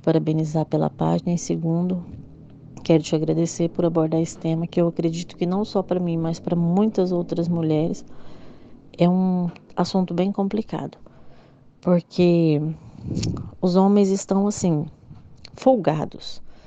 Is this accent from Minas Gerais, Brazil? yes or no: no; Goiânia, Goiás, Brazil; eu sou de Goiânia, Goiás